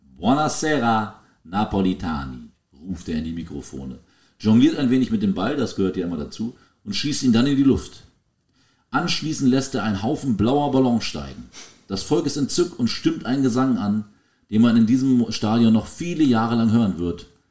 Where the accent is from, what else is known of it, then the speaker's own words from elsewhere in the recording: Germany; wir sind klassische Kartoffeln, die probieren, schwierige Namen vorzulesen.